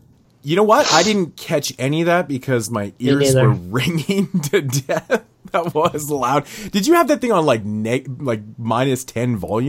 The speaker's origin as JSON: {"language": "English", "country": "Canada", "said": "Well, I'm Canadian."}